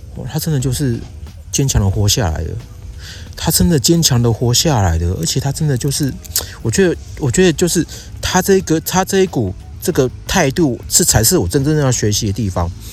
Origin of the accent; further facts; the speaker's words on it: Yilan, Yilan County, Taiwan; moved away; 我现在人呢，啊，是在我老家宜兰